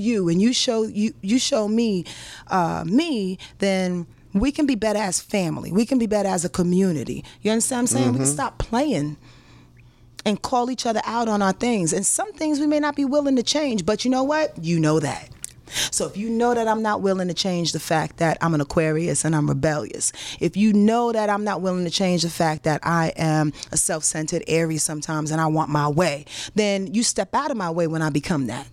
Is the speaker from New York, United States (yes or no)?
yes; Yonkers, New York, United States; I'm from Yonkers.